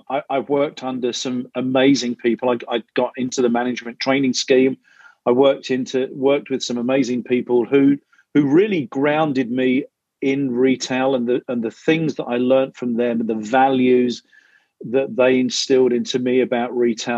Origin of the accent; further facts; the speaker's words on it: London, United Kingdom; moved away as an adult; now in Chicago, United States; I grew up in North London